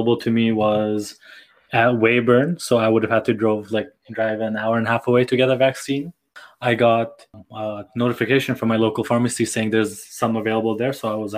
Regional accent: Nepal; born or raised there; moved away

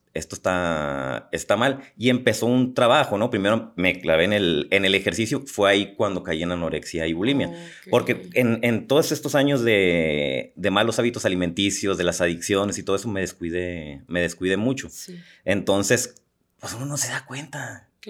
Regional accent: Los Mochis, Sinaloa, Mexico; moved away; me fui a la ciudad de los mochis, de donde yo soy

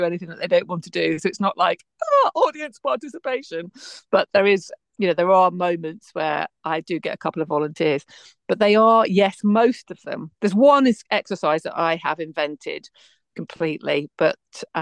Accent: West Midlands, United Kingdom; moved away; I'm from the West Midlands originally

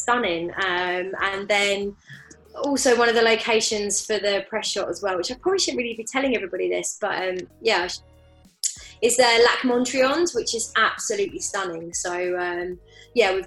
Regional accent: Bedford, East of England, United Kingdom; moved away; also born or lived in French Alps; I'm from Bedford

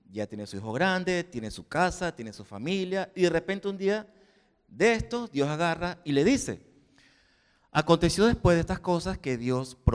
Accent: Venezuela; moved away as an adult; now in Spain; cuando salí de Venezuela a este país, dije, bueno, ya mi prueba fue cuando salí de Venezuela. Todos los años que pasé aquí como sin papeles, buscando trabajo, trabajando en negro, la primera tarjeta de residencia, por fin me dieron el DNI

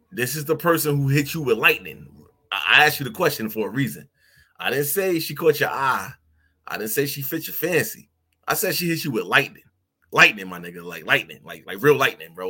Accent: New York City, New York, United States; I'm from New York City

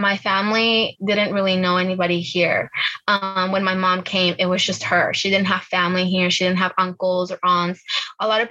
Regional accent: Virginia, United States; English is a second language; also born or lived in Bolivia; I was born in Bolivia. I came here when I was like seven years old to Virginia

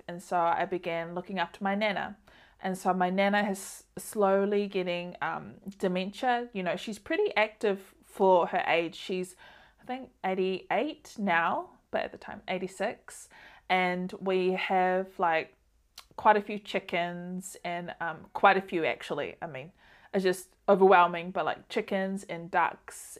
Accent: Auckland, New Zealand; also born or lived in Samoa; I wanted to come back home to New Zealand and Auckland, which is where I'm from

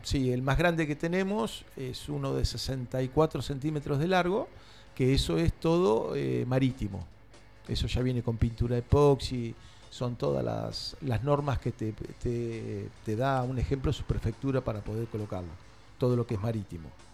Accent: Tandil, Buenos Aires Province, Argentina

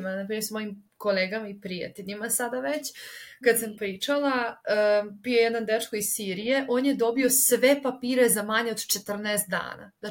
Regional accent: Serbia; moved away as an adult; ja sam iz Srbije

